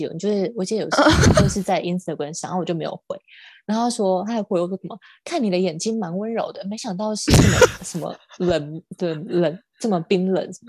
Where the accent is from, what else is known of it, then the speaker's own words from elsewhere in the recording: Xinjiang, China; now in United States; 那我就回答说，新疆维吾尔维吾尔人逃难来到美国。